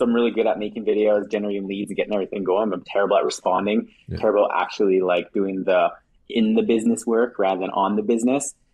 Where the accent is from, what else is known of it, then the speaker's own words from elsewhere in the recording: Saskatchewan, Canada; I'm from Saskatchewan. So it's like a province in Canada. It's like super flat, very small, from a small town.